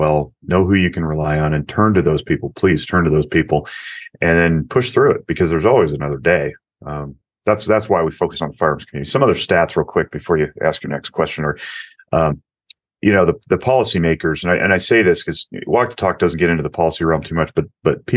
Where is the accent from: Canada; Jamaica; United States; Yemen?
United States; Nevada; Las Vegas, Nevada, my home state